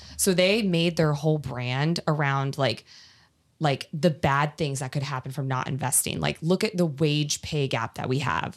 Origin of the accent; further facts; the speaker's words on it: East Coast, United States; moved away as an adult; now in California, United States; I'm from East Coast, when I moved to California